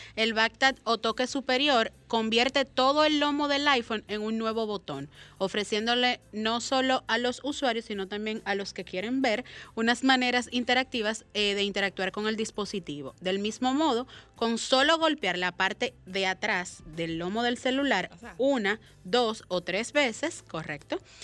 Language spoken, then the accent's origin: Spanish; Dominican Republic; como dominicano que es